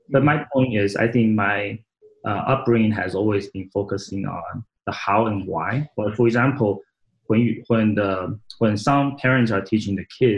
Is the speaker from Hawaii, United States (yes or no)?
no; Saratoga, California, United States; English is a second language; I grew up in Northern California in a little town called Saratoga, California.